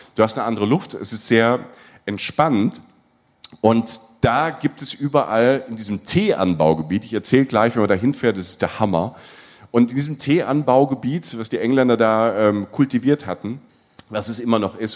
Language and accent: German; Germany; wir als Deutsche